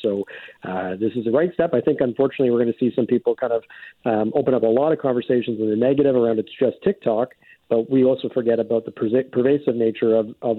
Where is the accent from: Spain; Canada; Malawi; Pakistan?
Canada; as a Canadian traveling to the United States